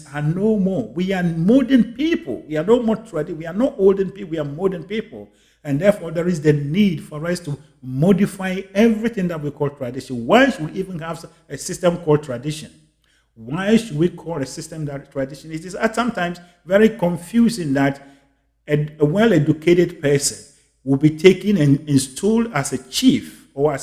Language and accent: English; Ghana; my home country, Ghana